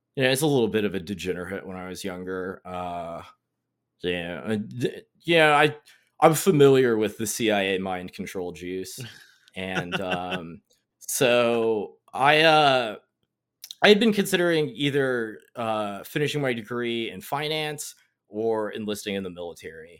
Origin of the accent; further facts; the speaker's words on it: North Carolina, United States; I'm from North Carolina, grew up here